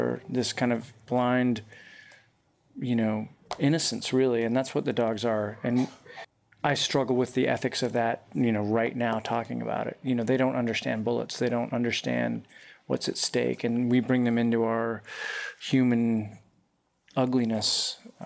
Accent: Utah, United States; moved away as an adult; I grew up in Utah

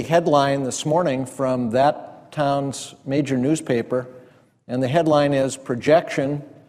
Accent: North Dakota, United States

